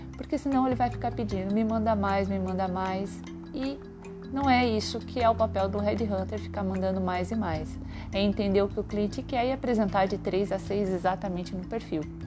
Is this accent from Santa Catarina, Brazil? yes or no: yes; Santa Catarina, Brazil; moved away as an adult; also born or lived in Joinville; now in São Paulo, Brazil; Eu sou natural de Santa Catarina e mudei para São Paulo em 2004